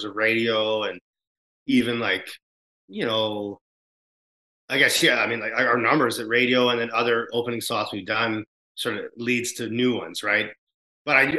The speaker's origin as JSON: {"language": "English", "country": "Canada", "said": "as a Canadian band"}